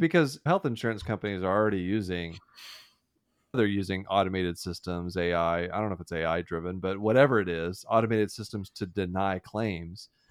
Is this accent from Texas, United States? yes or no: yes; Deer Park, Texas, United States; I grew up in Houston, and, or, oh, outside of Houston, small town, Deer Park, Texas